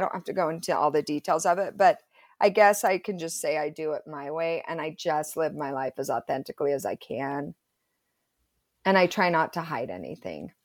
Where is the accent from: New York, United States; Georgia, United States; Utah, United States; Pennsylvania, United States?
Utah, United States; Provo; I grew up in Provo, went to Timview High School, total Provo girl